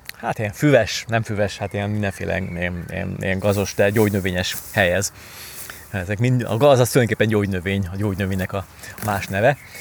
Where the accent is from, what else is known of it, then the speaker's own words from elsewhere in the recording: Pilisvörösvár, Pest, Hungary; moved away; korábban én Pilis Vörösváron nőttem föl